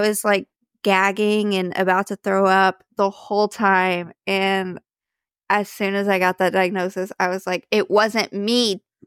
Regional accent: Dallas, Texas, United States; I grew up in the Dallas area

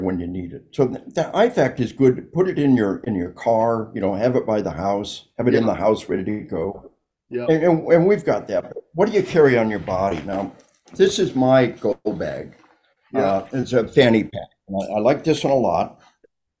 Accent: United States; I'm an American.

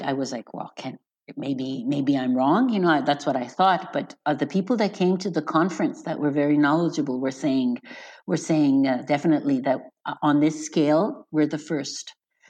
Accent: Beaconsfield, Quebec, Canada; So I'm from Beaconsfield, and in Beaconsfield in spring, it would smell of you know, chemicals instead of flowers, because everyone was spraying their lawn so to kill all the dandelions.

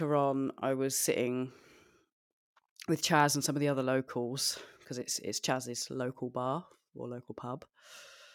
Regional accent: United Kingdom; I'm the Brit

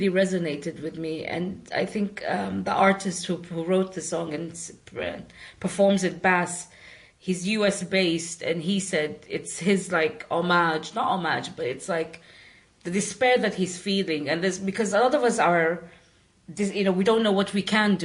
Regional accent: Sudan; moved away as an adult

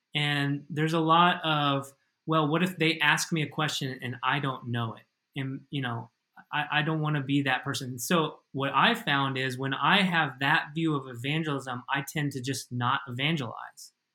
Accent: United States; moved away as an adult; now in Madrid, Spain; as an American

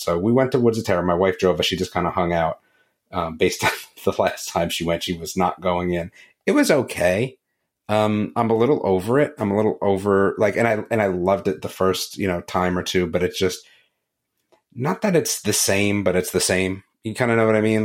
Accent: New Jersey, United States; growing up in New Jersey

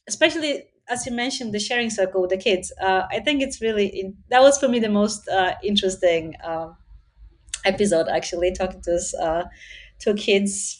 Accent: Sweden; also born or lived in Poland; now in Germany; I was born in Poland. I grew up in Sweden, and I now live in Germany.

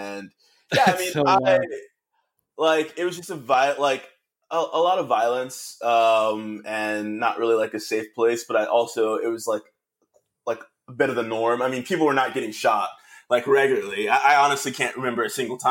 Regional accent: Norfolk, Virginia, United States; I grew up in Hampton Roads area in Norfolk, Virginia, Virginia Beach, Virginia. Most of my life. I moved to Virginia when I was 9 years old.

